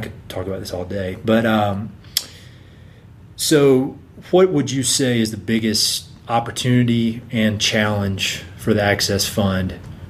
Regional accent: North Carolina, United States; I'm here from North Carolina.

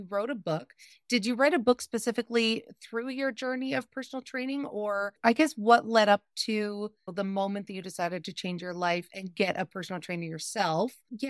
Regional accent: Canada; a Canadian, queer-identifying, 30-something-year-old

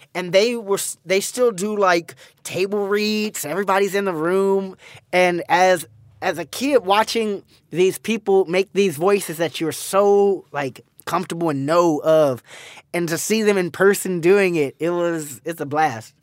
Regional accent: Pasadena, California, United States; Pasadena, California

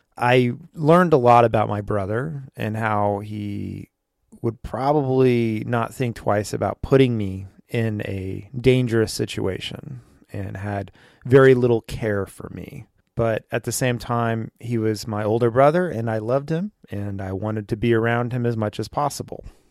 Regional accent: Westlake Village, California, United States; We grew up in Westlake Village, California, which it's kind of embedded in Thousand Oaks, California.

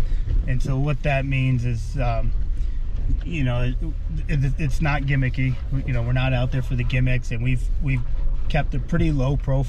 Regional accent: Montana, United States; It's my home state anyway.

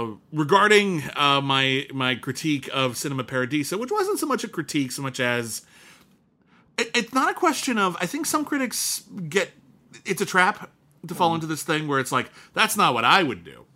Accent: United States; we're Americans. I mean, I'm Italian-American, but, like, I am very American

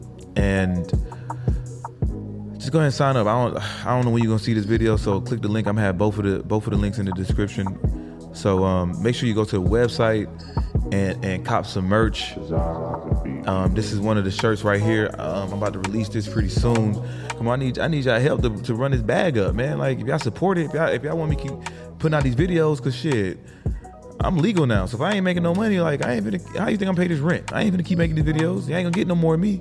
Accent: New Jersey, United States; I grew up in New Jersey

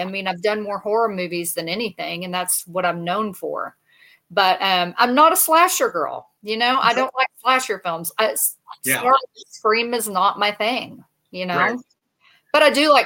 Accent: Texas, United States; I'm from Texas

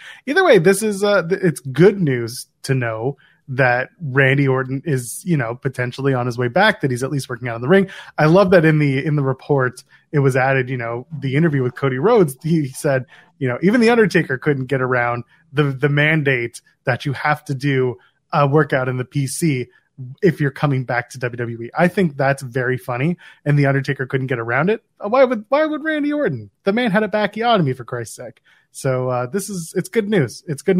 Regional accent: Australia; I am Australian.

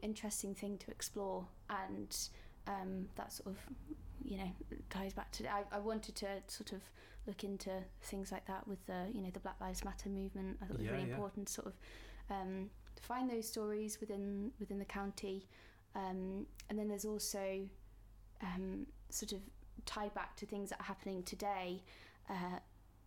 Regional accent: Warwickshire, West Midlands, United Kingdom; moved away; I'm from Warwickshire

